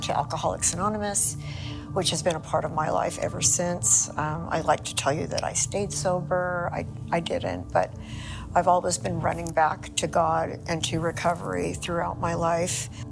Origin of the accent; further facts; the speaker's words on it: Millbrae, California, United States; also born or lived in Toronto, Canada / Ireland; We moved to California when I was 3. I grew up in Millbrae, California